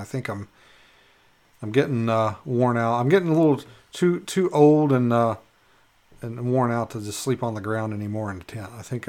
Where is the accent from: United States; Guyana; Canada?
United States; Minto, Alaska; you need to check out like Minto Manly Hot Springs, because I'm from Minto